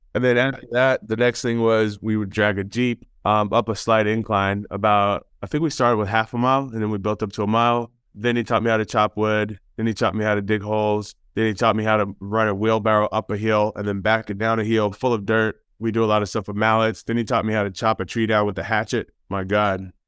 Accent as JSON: {"language": "English", "town": "Houston", "region": "Texas", "country": "United States", "said": "we're from Houston and that's where I lived"}